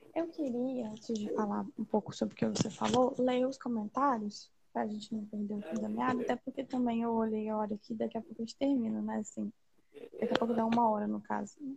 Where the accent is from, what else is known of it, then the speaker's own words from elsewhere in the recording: Linhares, Espírito Santo, Brazil; Eu sou de Linhares, que é uma cidade extremamente conservadora